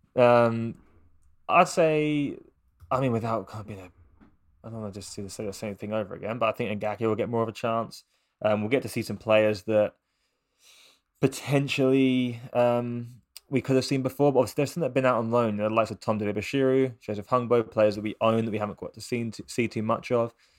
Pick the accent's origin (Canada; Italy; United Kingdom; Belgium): United Kingdom; England; as an English person